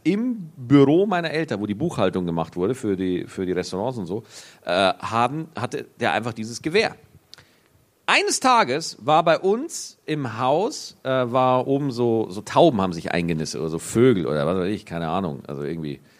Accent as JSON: {"language": "German", "region": "Bavaria", "country": "Germany", "accent": "Bavarian", "said": "Ich habe selber einen bayerischen Dialekt"}